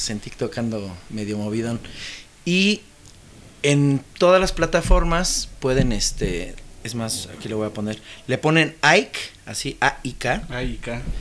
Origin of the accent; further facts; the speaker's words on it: Mexico; vengo de México.